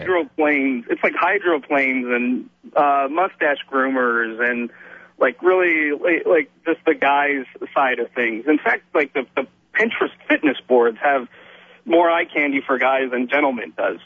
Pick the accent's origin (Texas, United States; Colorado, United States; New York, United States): Texas, United States; I'm Texan. I'm from Texas